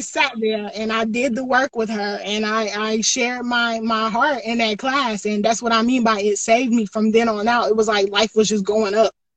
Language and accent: English; Greenville, South Carolina, United States; I'm from Greenville, South Carolina